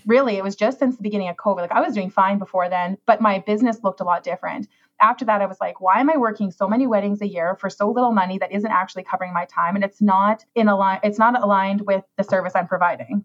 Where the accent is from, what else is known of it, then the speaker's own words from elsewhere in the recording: Saskatchewan, Canada; moved away as an adult; also born or lived in Toronto; I left Saskatchewan and I went to Toronto